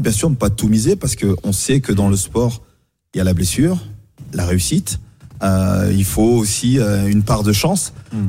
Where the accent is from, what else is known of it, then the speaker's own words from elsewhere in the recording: France; c'est quand même chez nous en France où on vient